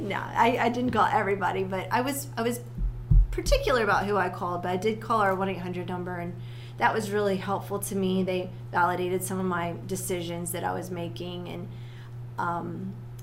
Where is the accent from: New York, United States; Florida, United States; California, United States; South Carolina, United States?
South Carolina, United States; Well, I grew up in South Carolina. I'm a South Carolina girl.